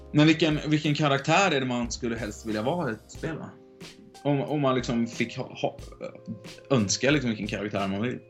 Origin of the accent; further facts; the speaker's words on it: Gothenburg, Västra Götaland, Sweden; Speciellt om jag är från Göteborg.